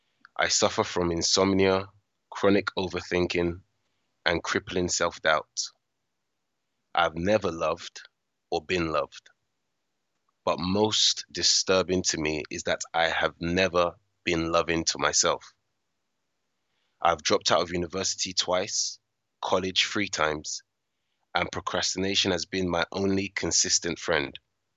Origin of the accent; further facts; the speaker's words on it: United Kingdom; born there; I'm a British-born West African male in my early 30s.